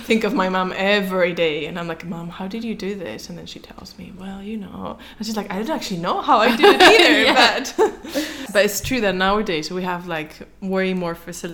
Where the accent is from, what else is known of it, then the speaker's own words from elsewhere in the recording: Madrid, Community of Madrid, Spain; Because I am from Madrid, so that's a big thing.